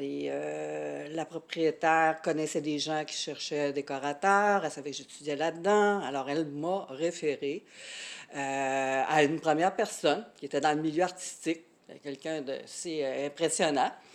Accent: Quebec City region, Canada; moved away; je viens de la région de Québec

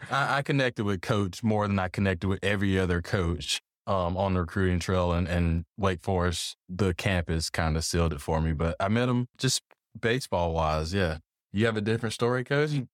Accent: South Georgia, United States; moved away as an adult; I'm I'm from Georgia. No, I'm not from Atlanta. you know, I grew up on a farm

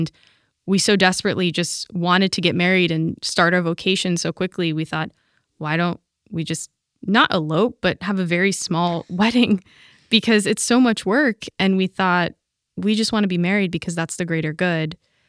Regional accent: Pittsburgh, Pennsylvania, United States; now in Stamford, United States; I'm from Pittsburgh.

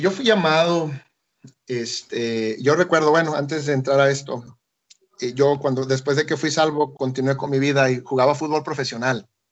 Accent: Tapachula, Chiapas, Mexico; moved away as an adult; now in Ecuador; yo soy de, de México, soy chiapaneco, yo nací en Tapachula, Chiapas, un lugar de, en la frontera, a 20 minutos de la frontera con Guatemala. Crecí ahí.

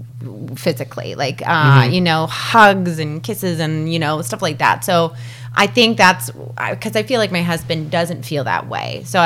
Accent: Texas, United States; I was brought up in Texas and we're pretty touchy-feely

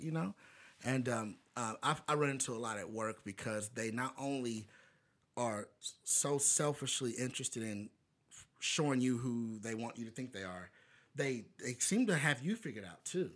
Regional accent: Bowling Green, Kentucky, United States; I'm black guy from Bowling Green, Kentucky

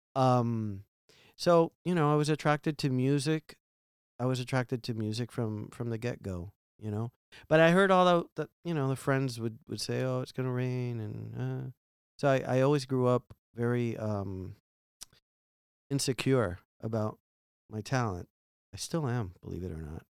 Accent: Miami, Florida, United States; growing up in Miami and being an immigrant and, well, not being an immigrant, but being from immigrants, my parents

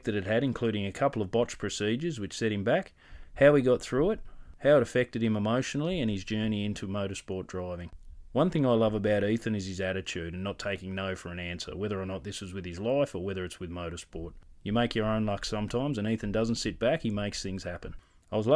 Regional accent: Latrobe, Tasmania, Australia; I grew up over in Latrobe

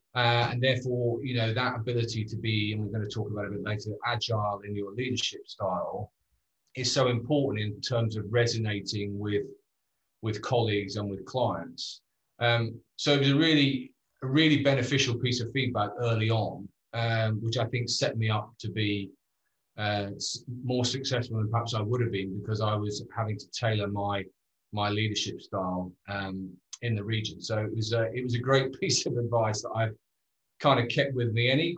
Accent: United Kingdom; moved away as an adult; Yeah, stop being British. So when I went out to Asia

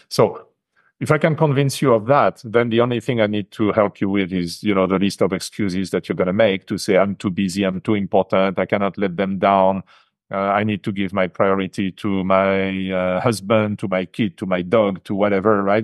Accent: France; English is a second language; moved away as an adult; now in Japan; I grew up in France, e-, even though I left the country probably nearly forty years ago

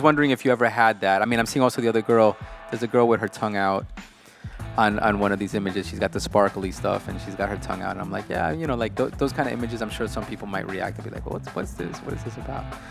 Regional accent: New York, United States; somebody born and raised in New York

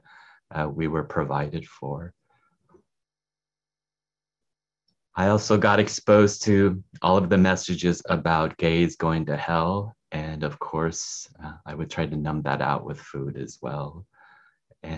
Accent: Salinas, California, United States; I grew up in Salinas in the Central Valley of California. It's a small farm town.

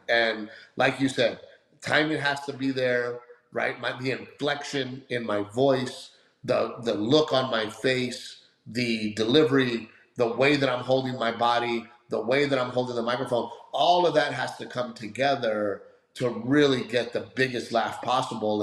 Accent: Gregory-Portland, Texas, United States; also born or lived in Los Angeles; my little town of Gregory Portland

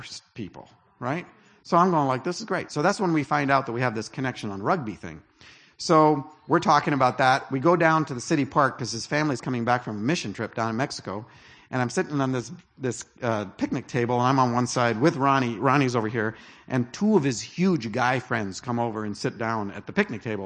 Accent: Canada; I'm Canadian

